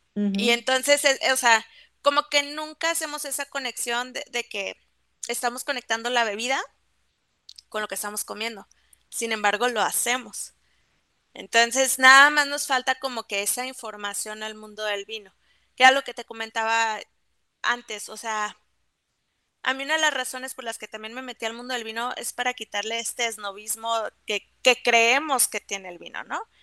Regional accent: Mexico; los mexicanos somos muy sommeliers

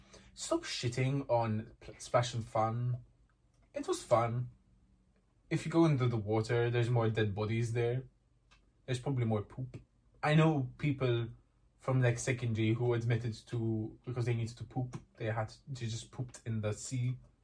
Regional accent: Malta; Yeah, we're from Malta.

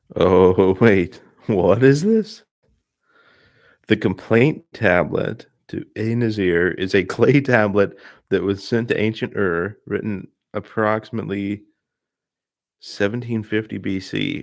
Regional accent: Indiana, United States; moved away; I grew up in Indiana

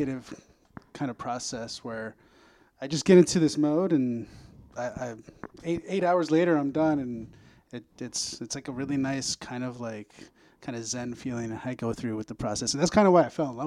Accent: El Paso, Texas, United States; moved away as an adult; now in Chicago, United States; We're originally from El Paso, Texas. I moved here in about 2005 to go to art school

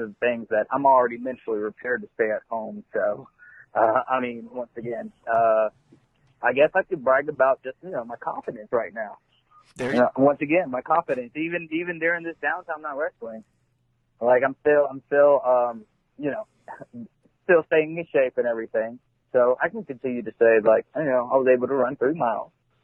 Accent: Elizabethtown, Kentucky, United States; I grew up in East Elizabethtown

